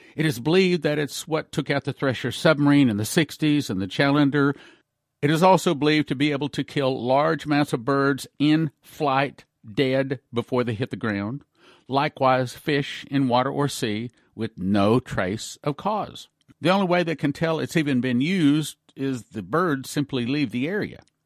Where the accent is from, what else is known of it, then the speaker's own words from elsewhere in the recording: Texas, United States; I was raised in Texas